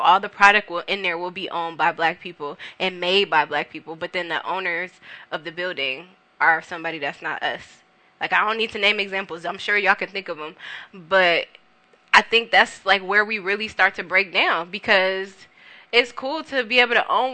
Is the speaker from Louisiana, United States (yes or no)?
no; Carson, California, United States; also born or lived in Compton / North Long Beach; I'm from the South Bay area. I'm from Carson. You know, I grew up in Carson, Compton. I live in North Long Beach right now